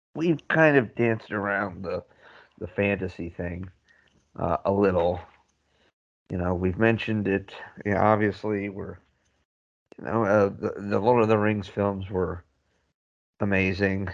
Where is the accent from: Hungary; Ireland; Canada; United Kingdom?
Ireland; we're Irish